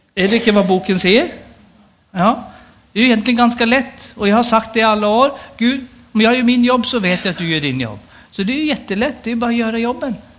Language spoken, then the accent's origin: Swedish; Stockholm, Stockholm County, Sweden; moved away as an adult; also born or lived in Rogaland, Norway; now in Nannestad, Norway; Jag är född och uppvuxen i Stockholm